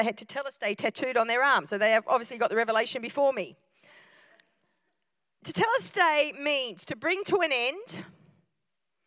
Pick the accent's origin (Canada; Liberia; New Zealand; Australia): Australia; I'm an Aussie-Italian hybrid